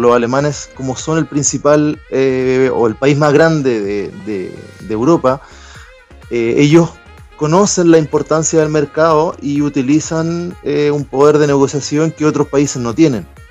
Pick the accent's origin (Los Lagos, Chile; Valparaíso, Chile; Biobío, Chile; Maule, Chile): Maule, Chile; Talca; moved away as an adult; also born or lived in Göttingen, Germany; now in Hamburg, Germany; yo vengo de Talca, que es una zona preferentemente agrícola